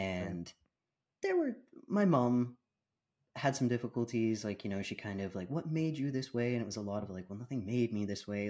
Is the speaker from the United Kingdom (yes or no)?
no; Canada; also born or lived in Bahamas / British Columbia, Canada; now in Ontario, Canada; I was born in Canada, um, but I grew up between, uh, Canada and the Bahamas Islands